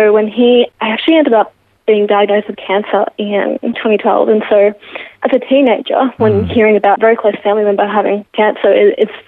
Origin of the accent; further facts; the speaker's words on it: Geelong, Victoria, Australia; Born and raised in Geelong.